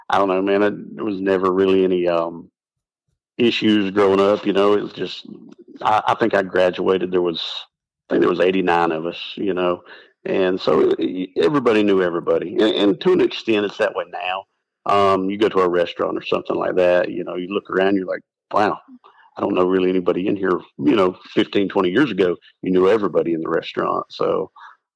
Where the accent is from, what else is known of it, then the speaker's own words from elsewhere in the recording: Western North Carolina, United States; also born or lived in Bradenton, Florida; We moved to Western North Carolina. I think I just turned 2 years old